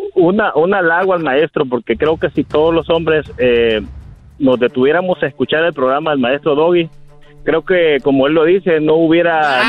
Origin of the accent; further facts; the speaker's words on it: El Salvador; moved away; yo soy de El Salvador, y eh, pues yo allá era investigador de la policía